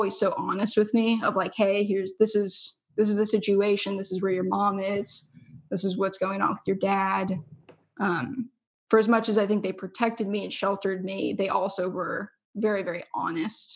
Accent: Orange County, California, United States; moved away as an adult; now in Oregon, United States; I grew up in Orange County

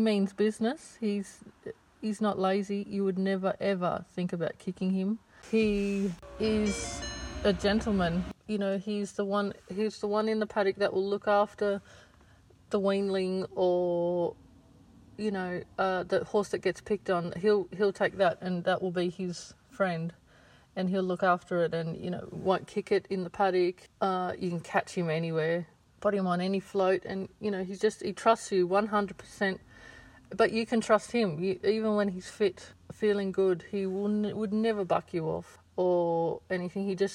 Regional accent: Orange, New South Wales, Australia; I'm from Orange.

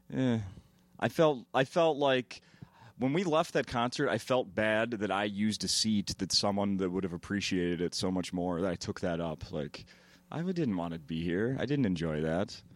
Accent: Minnesota, United States; As a Minnesotan

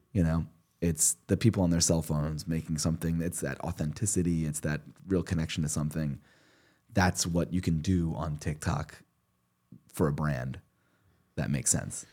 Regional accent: Princeton, New Jersey, United States; I grew up in Princeton

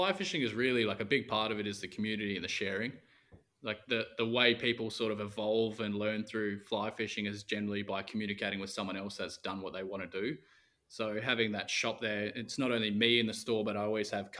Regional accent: Perth, Western Australia, Australia; Yeah, so I'm from Perth in Western Australia, which is obviously the capital.

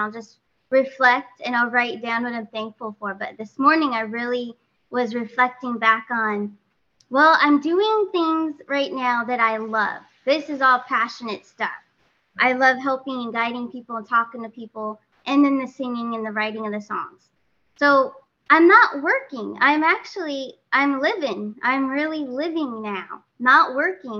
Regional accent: California, United States; now in Florida, United States; I'm from California originally, but did relocate closer to Mr. T, Trump, out here in Florida.

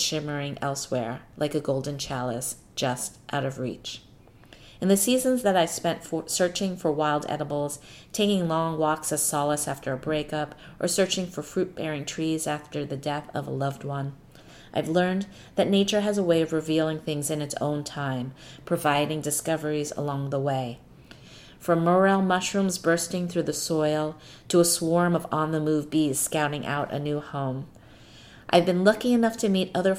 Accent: New York City, New York, United States; my hometown

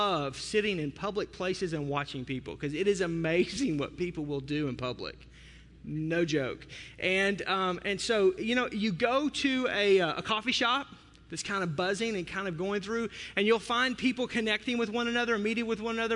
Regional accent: the South, United States; I'm from the South

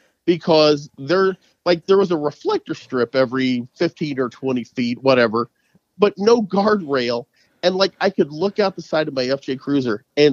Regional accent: St. Louis, Missouri, United States; We're from the St. Louis area

